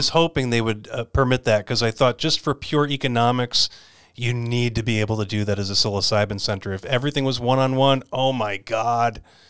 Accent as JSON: {"language": "English", "region": "Arizona", "country": "United States", "said": "here in my home state of Arizona"}